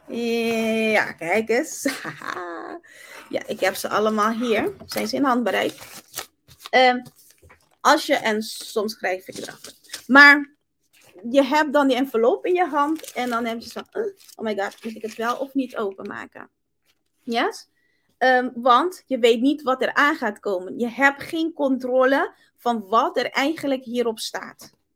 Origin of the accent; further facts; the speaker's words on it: Curaçao; now in Netherlands; Ik kom uit Curaçao